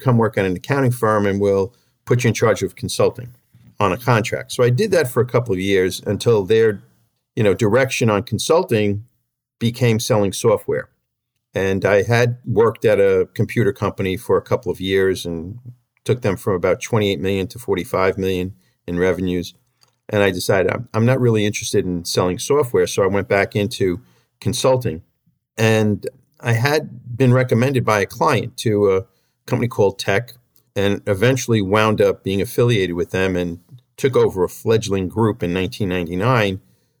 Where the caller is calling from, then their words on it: Huntington, New York, United States; I'm calling in from Huntington, which is on the western edge of Suffolk County in Long Island.